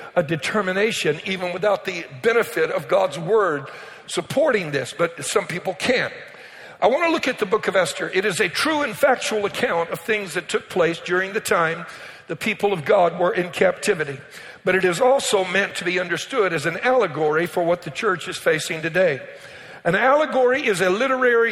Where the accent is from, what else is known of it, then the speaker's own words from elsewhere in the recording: Cajun, Louisiana, United States; I'm Cajun